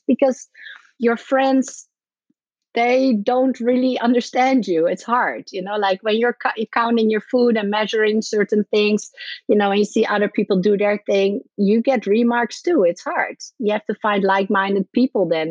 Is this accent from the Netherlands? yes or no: yes; Netherlands; moved away as an adult; also born or lived in Ireland / Miami, United States; I'm from the Netherlands. I moved to Ireland